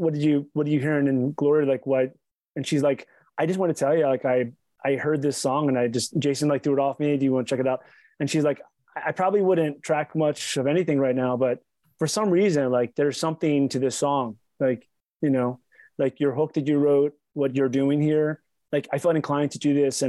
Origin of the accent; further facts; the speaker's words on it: Baltimore, Maryland, United States; accent: East Coast; I'm from Baltimore. I just sort of have like this East Coast accent.